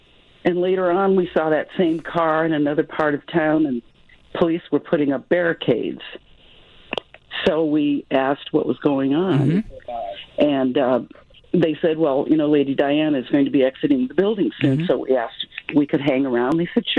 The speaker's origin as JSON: {"language": "English", "country": "United States", "also_born_or_lived": "Germany", "moved": "as an adult", "said": "We're teachers from America."}